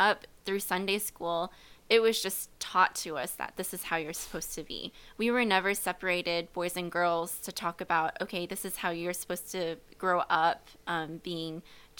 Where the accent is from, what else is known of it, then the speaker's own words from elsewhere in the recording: Midwest, United States; Growing up in the Midwest, I consider myself a Midwestern girl.